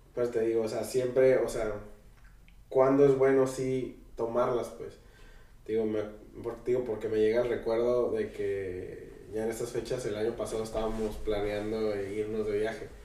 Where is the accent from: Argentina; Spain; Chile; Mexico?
Mexico; Tijuana, Baja California; nosotros pues somos de Tijuana